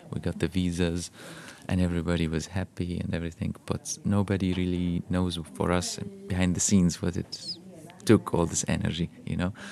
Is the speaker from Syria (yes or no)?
yes; Golan Heights, Syria; English is a second language; And uh, because we grew up in the Golan Heights and we're stateless, we have no passports, Rami and I, back then.